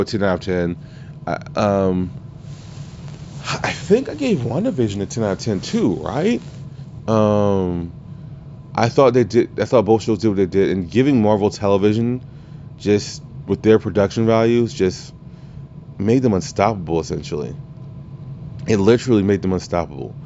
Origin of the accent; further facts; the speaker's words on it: Louisiana, United States; I'm from Louisiana.